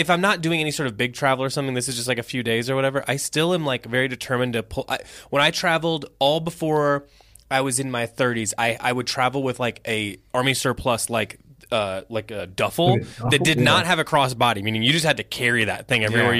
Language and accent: English; Indiana, United States; I'm from Indiana, pal.